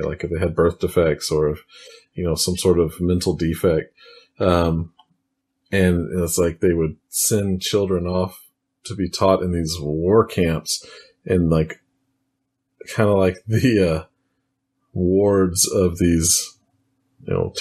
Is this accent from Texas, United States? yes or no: yes; Texas, United States; I am from Texas, still here today recording this